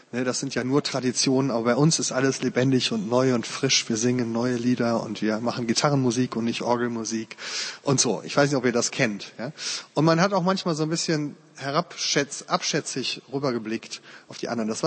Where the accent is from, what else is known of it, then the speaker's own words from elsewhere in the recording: Uerdingen, North Rhine-Westphalia, Germany; im Jahr 85 hat meine Heimatstadt Bayer-Irdingen 05 den DFB-Pokal gewonnen.